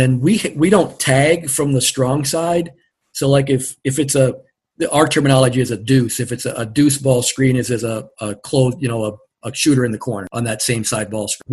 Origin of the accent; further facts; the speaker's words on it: Platteville, Wisconsin, United States; I grew up around Platteville